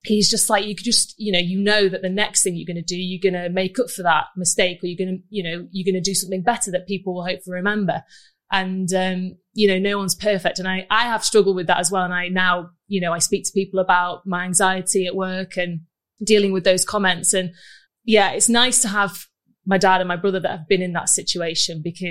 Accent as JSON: {"language": "English", "town": "Manchester", "region": "North West England", "country": "United Kingdom", "said": "Manchester is just my home"}